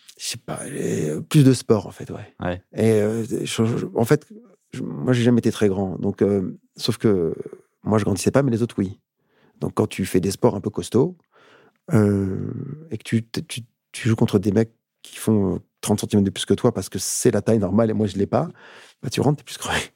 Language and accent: French; Paris suburbs, Île-de-France, France; j'ai une enfance super cool, super chouette en banlieue parisienne